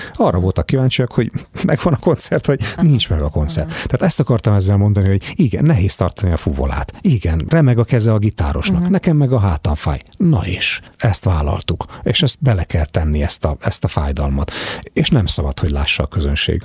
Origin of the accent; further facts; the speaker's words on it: Hungary; also born or lived in United States; És én ilyen amerikás magyar vagyok